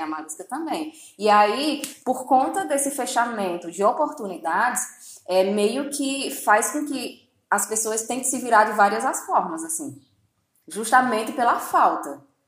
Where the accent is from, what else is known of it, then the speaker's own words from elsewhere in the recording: Crato, Ceará, Brazil; eu sou do, da cidade do Crato